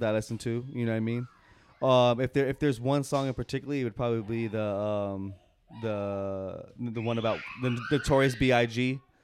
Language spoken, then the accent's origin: English; West Coast, United States; we're from the West Coast